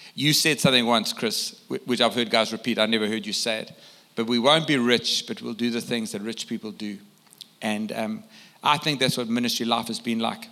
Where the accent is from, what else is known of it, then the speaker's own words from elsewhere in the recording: South Africa; I come from South Africa